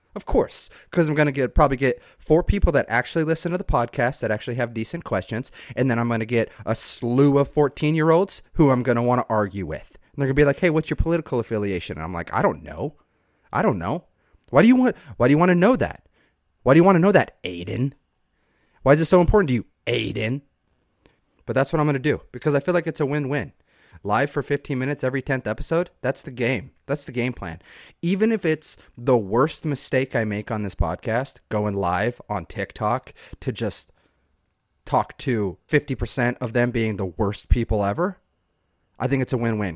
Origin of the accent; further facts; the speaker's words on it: Southeast Idaho, United States; moved away; I was raised in Southeast Idaho